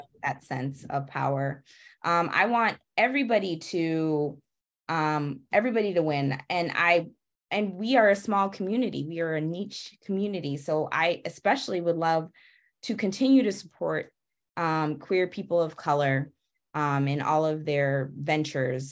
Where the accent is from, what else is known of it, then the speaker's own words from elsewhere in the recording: Massachusetts, United States; also born or lived in Atlanta, Georgia; now in Washington, DC, United States; I'm originally from Massachusetts